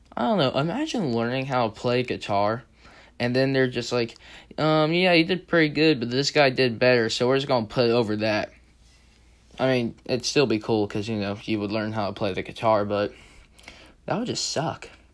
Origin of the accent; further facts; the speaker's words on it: the South, United States; I'm from the South, so I know how one sounds